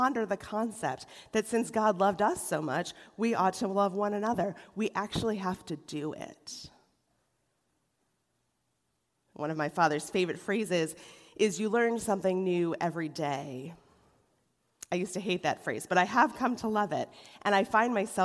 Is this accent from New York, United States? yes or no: yes; Rochester, New York, United States; now in Cleveland, United States; The church I was raised in Rochester, New York